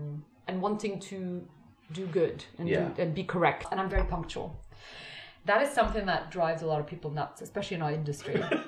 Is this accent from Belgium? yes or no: yes; Brussels, Brussels-Capital Region, Belgium; I think also growing up in Brussels, you know, which is the center of the European Union.